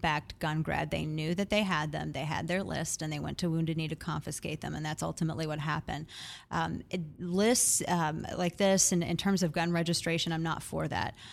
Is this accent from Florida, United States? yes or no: no; Missouri, United States; now in Texas, United States; my home state is Missouri.